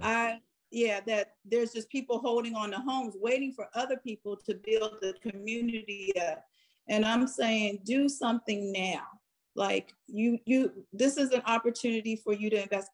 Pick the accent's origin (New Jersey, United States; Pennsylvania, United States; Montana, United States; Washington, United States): Pennsylvania, United States; Farrell; moved away; when I grew up in Farrell, everyone was working.